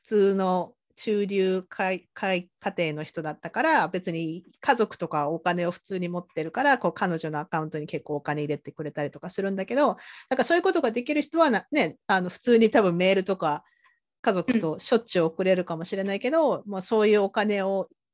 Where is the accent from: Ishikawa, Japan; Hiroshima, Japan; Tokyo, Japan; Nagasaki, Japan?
Nagasaki, Japan; Sasebo; moved away as an adult; now in Canada; 私あの佐世保出身だから